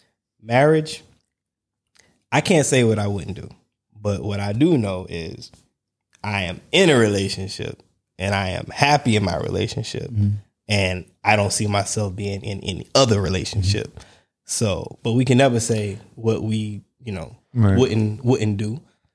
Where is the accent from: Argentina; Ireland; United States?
United States; Georgia; I'm from Georgia.